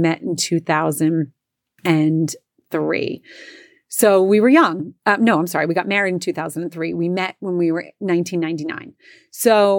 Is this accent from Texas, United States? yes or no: no; New Jersey, United States; I came from Jersey. You know, they pumped the gas for you.